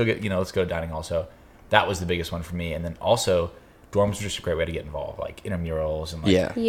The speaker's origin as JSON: {"language": "English", "town": "Tampa", "region": "Florida", "country": "United States", "moved": "as an adult", "lives_now": "Dallas, United States", "said": "I am originally from Tampa Bay, Florida. Came out to Dallas"}